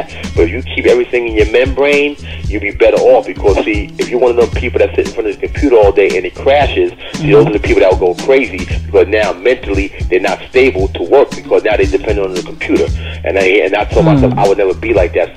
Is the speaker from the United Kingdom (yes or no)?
no; Bergen County, New Jersey, United States; also born or lived in Bronx, New York; I was born in the Bronx, like as a baby, but as soon as, like, when I opened my eyes and really knew where I was at, my father and mother had a house in Jersey, Bergen County, New Jersey.